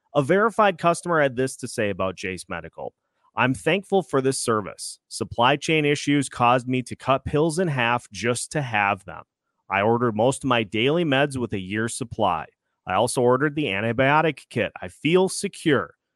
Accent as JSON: {"language": "English", "region": "Minnesota", "country": "United States", "said": "My hometown squad, the Minnesota Wild"}